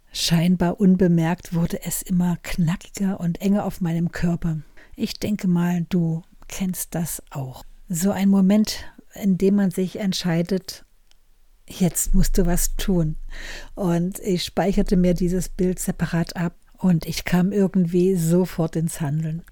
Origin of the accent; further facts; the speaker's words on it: Germany; ich als Deutsche in Deutschland